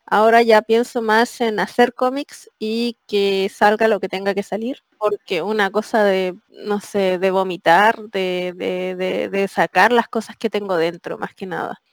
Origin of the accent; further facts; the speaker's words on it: Chile; now in Spain; siempre en Chile, siempre, siempre, siempre abría los ojos